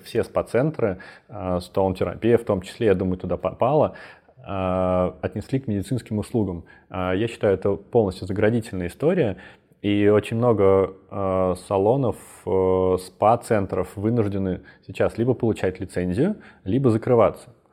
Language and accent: Russian; Belarus; Я из Беларуси, у меня много там друзей